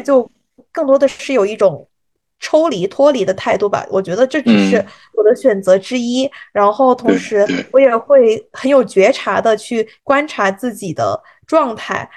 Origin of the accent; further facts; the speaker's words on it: China; moved away as an adult; now in United States; 我们中国人还是要跟着中国的这种农历走